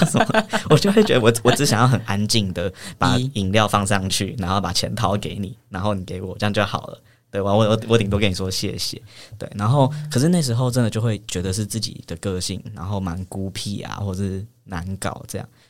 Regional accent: New Taipei, Taiwan; 我的老家在新北，然后比较，呃，算是偏乡的地方这样

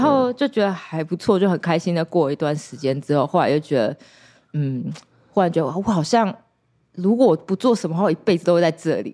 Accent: Taiwan; also born or lived in Florida, United States; 我们台湾人可能没有 没有意识到我们有多都市

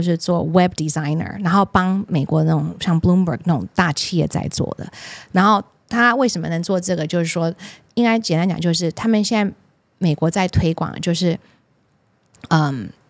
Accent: Taiwan; 我们台湾人就可以买到很多绿色相关的投资型商品了。因为现在台湾的市场有点扭曲

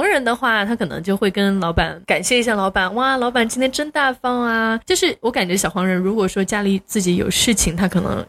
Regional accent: Sichuan, China; 我作为一个四川人很能吃辣

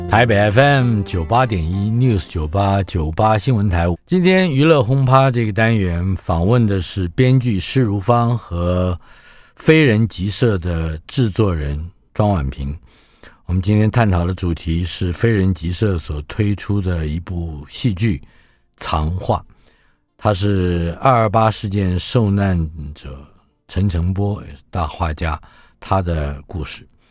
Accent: Taiwan; 像我们台湾人的居住环境里面街坊邻居

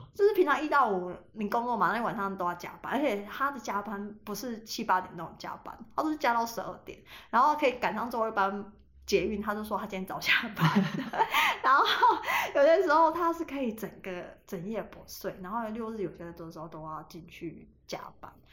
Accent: Taiwan; 我老家是在一个很偏僻的地方

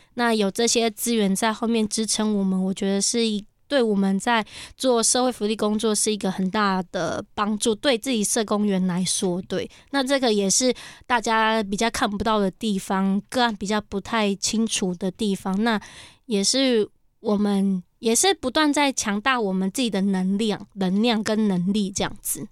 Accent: Guangfu, Hualien County, Taiwan; also born or lived in Ji'an, Hualien; 我是来自， 呃， 光复的泰巴朗部落以及吉安

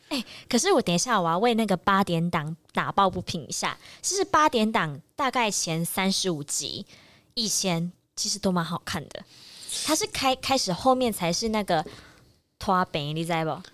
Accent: Taiwan; 我自己本身是很感谢我出生在台湾的

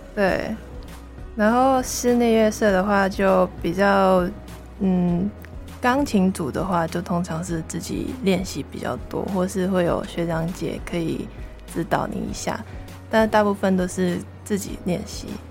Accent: Hong Kong; first language Cantonese; Chinese is a second language; moved away as an adult; now in Taiwan; 我系来自外国语文系嘅 Year Three 香港人。

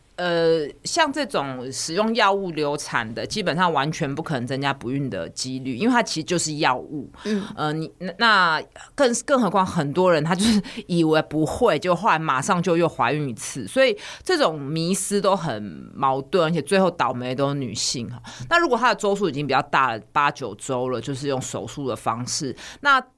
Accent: Taiwan; 我们台湾人的习惯

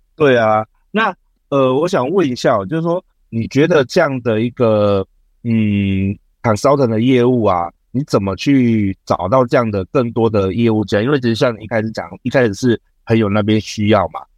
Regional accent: Taiwan; 像我们现在台湾人嘛

